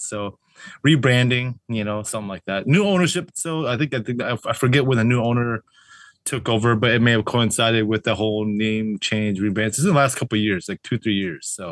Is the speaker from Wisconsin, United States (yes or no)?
yes; Wisconsin, United States; moved away; I'm from Wisconsin